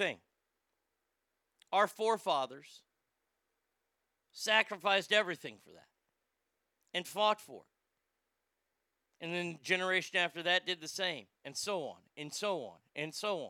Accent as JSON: {"language": "English", "country": "United States", "said": "I'm an American"}